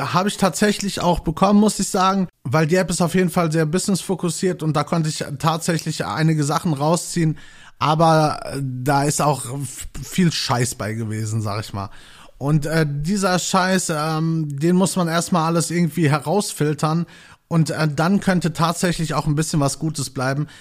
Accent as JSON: {"language": "German", "town": "Gelsenkirchen", "region": "North Rhine-Westphalia", "country": "Germany", "tie": "born or raised there", "lives_now": "Bochum, Germany", "said": "ich bin gebürtig in Gelsenkirchen aufgewachsen"}